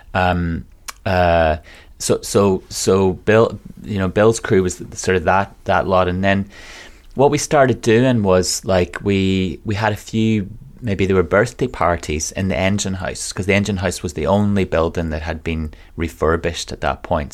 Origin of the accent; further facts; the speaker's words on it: Donegal, Ulster, Ireland; moved away as an adult; also born or lived in London; now in Manchester, United Kingdom; I'm from a place called Donegal in Ireland